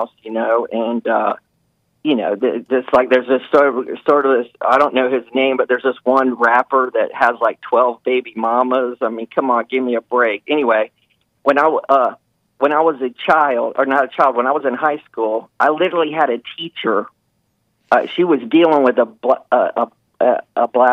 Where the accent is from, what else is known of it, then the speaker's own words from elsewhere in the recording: the South, United States; I grew up in the South, you know, so I was raised down here in the South